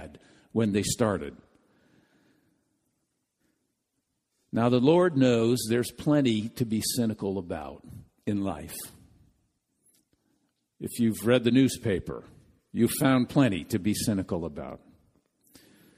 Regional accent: Midwest, United States; being a Midwesterner

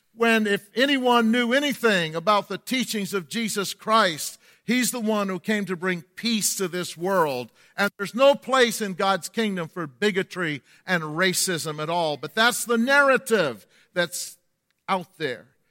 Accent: the North, United States; accent: Yankee; moved away as an adult; also born or lived in Lakeland, Florida; I was from the north

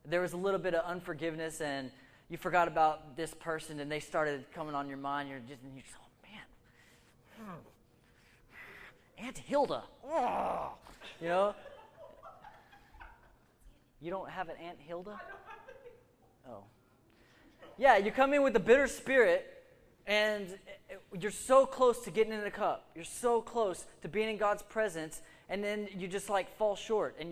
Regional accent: United States; We're American

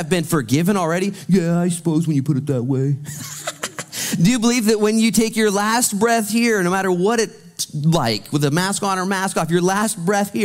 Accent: United States; I'm an American

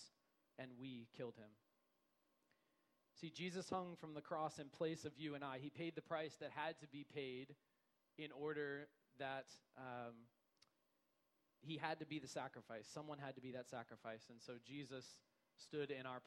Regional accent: United States; I'm an American too. I grew up here experiencing Western logic

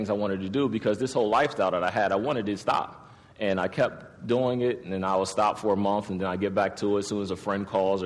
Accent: Harrisburg, Pennsylvania, United States; I was born in 1980. I was born in Harrisburg

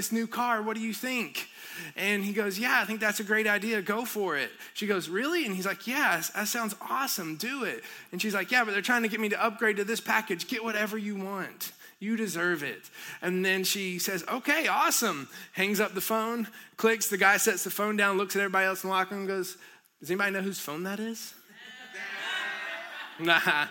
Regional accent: near Helen, northeast Georgia, United States; moved away; I grew up in Georgia

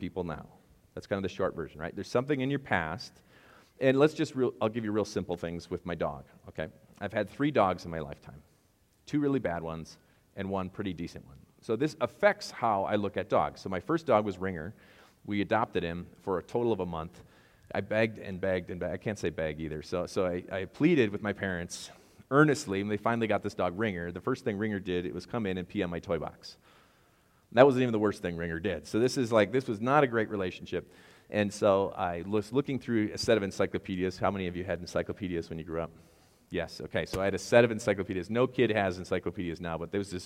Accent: Wisconsin, United States; I'm from Wisconsin, and I have no idea how to say baggage without some kind of accent

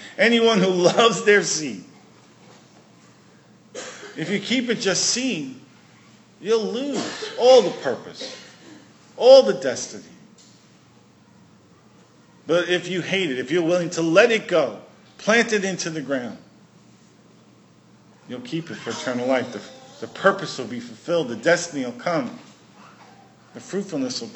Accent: New York City, New York, United States; now in Prince Edward Island, Canada; I grew up in Brooklyn. We didn't grow too many things in Brooklyn.

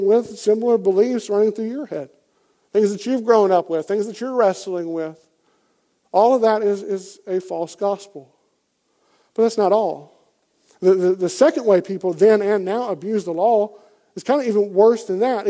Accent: Deep South, United States; I grew up, as you can tell by my accent, in the pretty deep South. I grew up down in the South

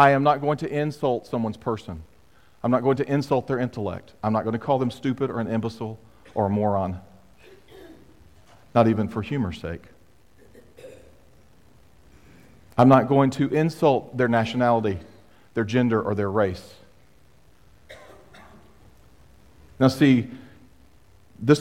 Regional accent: United States; I am a proud American citizen

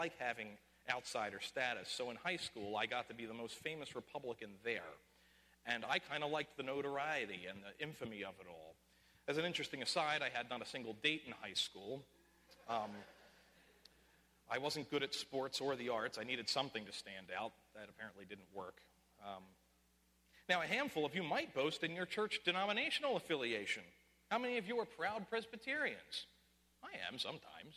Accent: Philadelphia, Pennsylvania, United States; I took this obnoxious pride in living within the city limits. I'm a real Philadelphian

